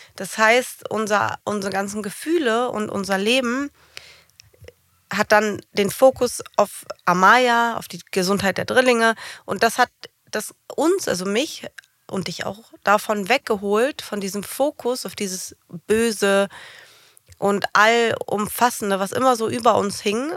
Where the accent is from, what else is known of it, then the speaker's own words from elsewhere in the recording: Germany; moved away as an adult; Ich habe Deutschland geliebt ich mag Deutsche. Es ist meine Heimat gewesen.